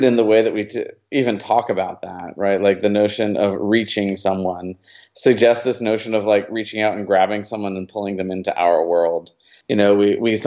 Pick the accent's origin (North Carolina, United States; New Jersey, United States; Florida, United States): New Jersey, United States; moved away as an adult; now in Dallas, United States; I grew up in New Jersey